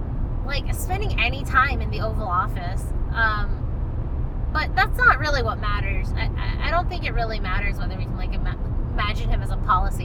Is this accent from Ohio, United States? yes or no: yes; Ohio, United States; moved away; we both grew up there.